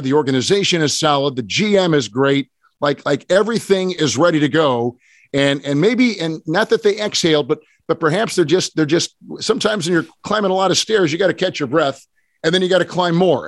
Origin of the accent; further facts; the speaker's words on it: Green Bay, Wisconsin, United States; I grew up in Green Bay